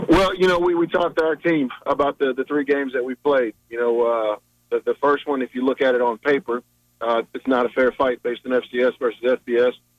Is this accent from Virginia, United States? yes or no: yes; Richmond, Virginia, United States; also born or lived in Hampton, Virginia; I was born and raised in Richmond.